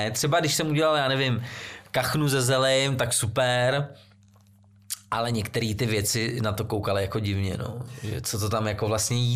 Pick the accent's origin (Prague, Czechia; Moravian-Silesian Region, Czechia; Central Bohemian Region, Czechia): Central Bohemian Region, Czechia; Těch restaurací zrovna teď jsem byl eh, tam u nás na Příbramsku, přijela mi sestra eh, z, z Vídně